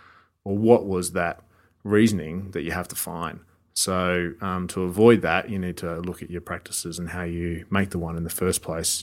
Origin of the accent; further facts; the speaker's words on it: Australia; us as Australian winemakers and viticulturalists have learnt a lot about how to make it as well